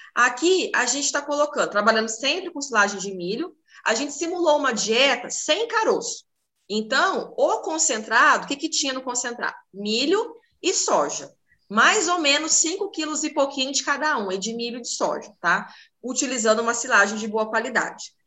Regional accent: Paraná, Brazil; moved away; eu sou do Paraná

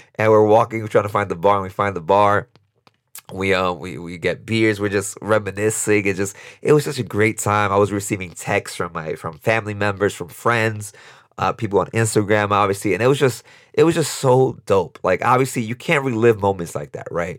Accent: New York City, New York, United States; this kid born and raised in Brooklyn, New York, in East New York, um, to immigrant parents from Dominican Republic, humble beginnings.

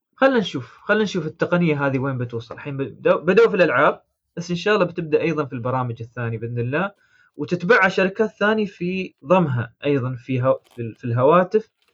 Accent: United Arab Emirates; عندنا في الامارات

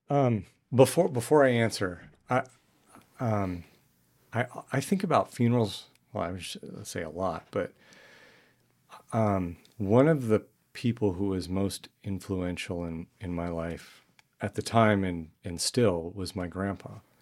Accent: New Mexico, United States; moved away as an adult; I grew up in New Mexico

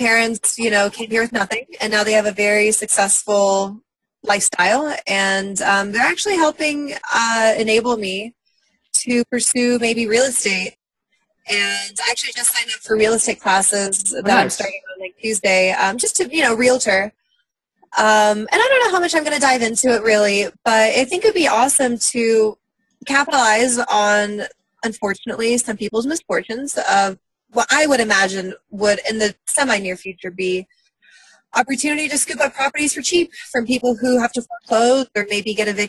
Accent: Russia; moved away; I'm from Russia. I was born there at a really young age

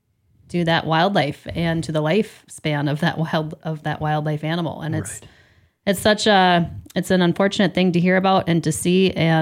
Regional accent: Grand Marais, Minnesota, United States; growing up in Grand Marais and in Cook County here

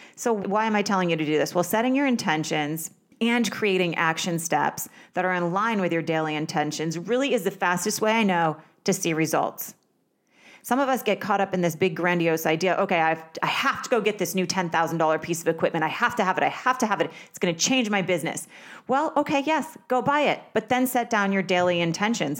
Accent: Vermont, United States; I grew up in Vermont

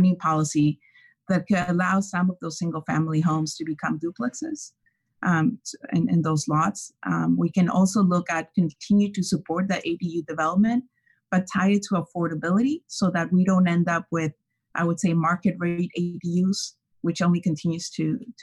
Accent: Ensenada, Baja California, Mexico; now in Santa Cruz, United States; I grew up in Ensenada, which is also a small city by the ocean.

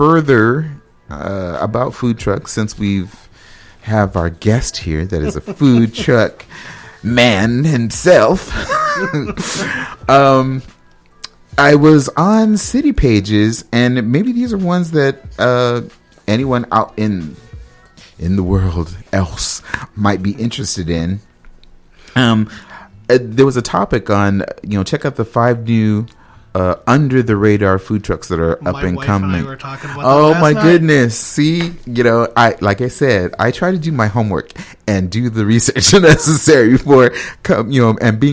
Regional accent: Los Angeles, California, United States; now in Minneapolis/St. Paul, United States; I'm from Los Angeles originally

